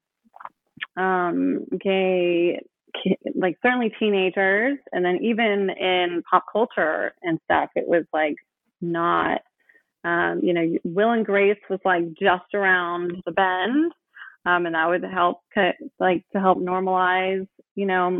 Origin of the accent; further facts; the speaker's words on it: Oakland, California, United States; I grew up in Oakland